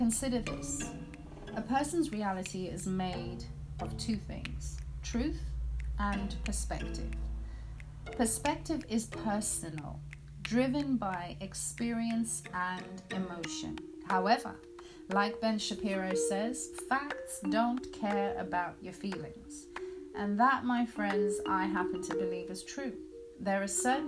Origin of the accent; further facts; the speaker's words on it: Zimbabwe; I was born in Zimbabwe, which was then called Rhodesia, in 1974. In 1980, my country gained independence